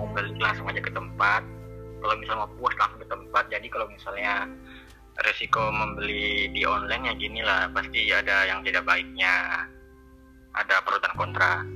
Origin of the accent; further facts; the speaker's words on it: Pekanbaru, Riau, Indonesia; asal saya dari Pekanbaru